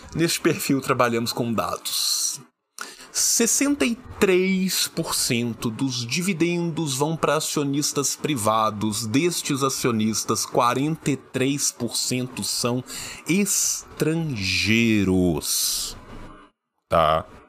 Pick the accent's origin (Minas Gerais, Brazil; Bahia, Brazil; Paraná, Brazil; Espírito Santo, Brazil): Minas Gerais, Brazil; interior of; Eu sou do interior de Minas